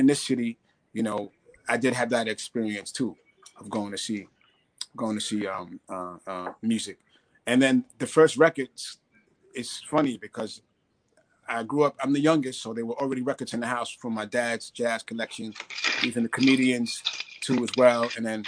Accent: New York City, New York, United States; growing up in the Bronx and being around a lot of great musicians up here

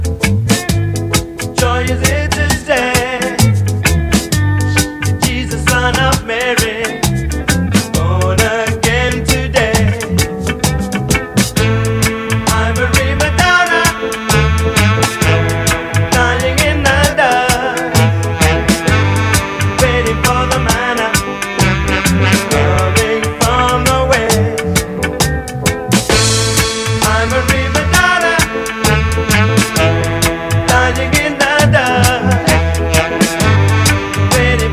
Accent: Leicester, East Midlands, United Kingdom; Leicester, my hometown

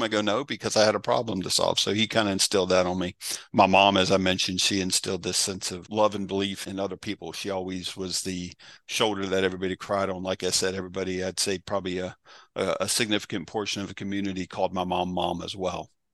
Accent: Berryville, Virginia, United States; also born or lived in Arlington, Virginia; grew up, the cattle farm was in Berryville, born in Arlington

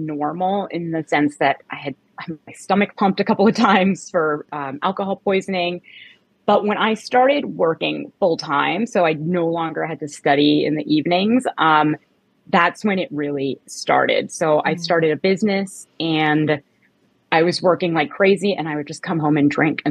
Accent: Canada; moved away as an adult; now in United States; I was born in Canada and I lived there till I was about 20

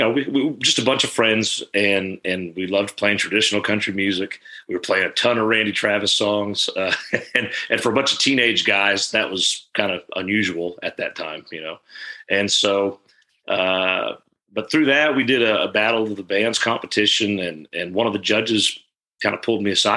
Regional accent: Canada; I was born and raised in Canada. I grew up on a farm there.

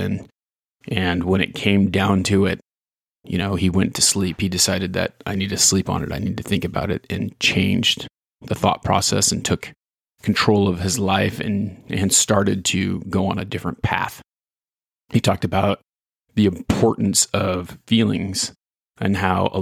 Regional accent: Ontario, Oregon, United States; Small town kid growing up in Ontario, Oregon here

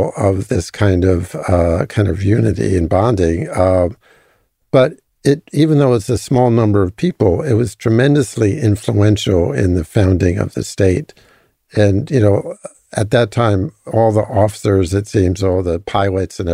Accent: United States; moved away as an adult; now in Israel; as an American who grew up in the U.S.

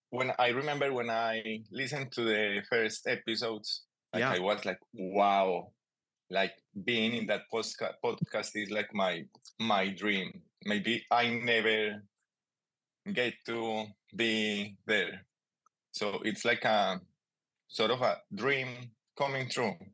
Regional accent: Colombia; English is a second language; moved away as an adult; also born or lived in Melbourne area, Australia; now in Australia; …, also known as … sometimes. Um, I'm originally from Colombia, and now I live in uh, the land of the Wurundjeri people.

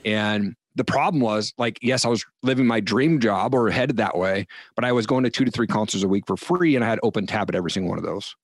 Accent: Eastern Washington, United States; also born or lived in Seattle; I grew up in Eastern Washington

